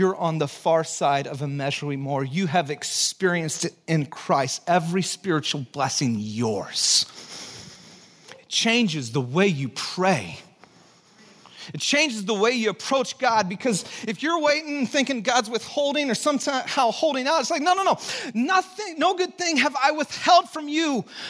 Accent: Texas, United States; born there; also born or lived in Santa Cruz / Chicago; Mine, I was born in Texas. That's why I have a funky accent.

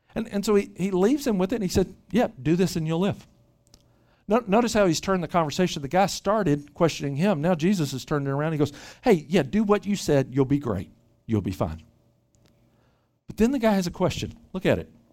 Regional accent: Memphis, Tennessee, United States; moved away as an adult; also born or lived in Bangkok / Dallas / Little Rock; now in Bay Area, United States; Grew up in Memphis, Tennessee, uh, originally.

